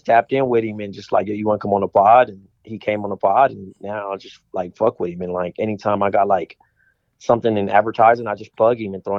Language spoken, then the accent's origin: English; Compton, California, United States; I'm from Compton, man, so I'm east of the side